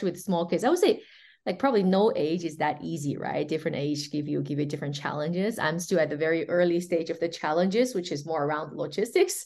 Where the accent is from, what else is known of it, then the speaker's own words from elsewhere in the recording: China; moved away as an adult; also born or lived in New York, United States; now in Switzerland; I'm born and raised in China